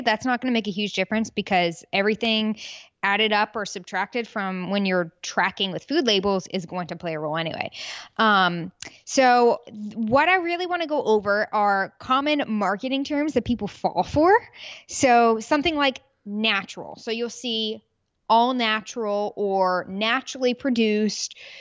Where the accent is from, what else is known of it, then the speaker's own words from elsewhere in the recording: Peachtree City, Georgia, United States; also born or lived in Birmingham, Alabama; now in Houston, United States; I was born in Birmingham, Alabama, raised in Peachtree City, Georgia, and now I'm a Texas gal.